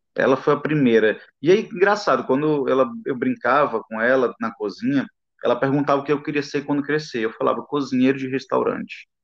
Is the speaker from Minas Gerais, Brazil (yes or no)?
no; Imperatriz, Maranhão, Brazil; eu sou de Imperatriz, né, interior do Maranhão, sul do Maranhão.